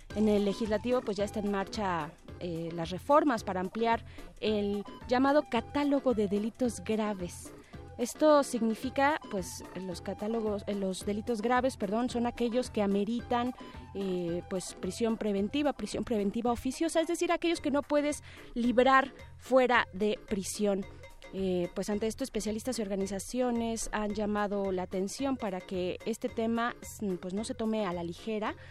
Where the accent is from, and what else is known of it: Mexico